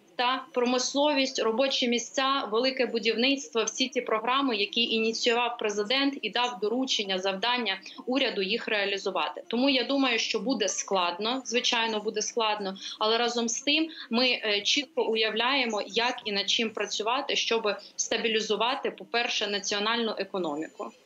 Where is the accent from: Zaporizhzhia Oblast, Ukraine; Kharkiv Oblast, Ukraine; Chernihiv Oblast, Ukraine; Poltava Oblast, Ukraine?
Poltava Oblast, Ukraine; Poltava; я сама полтавка, все життя прожила там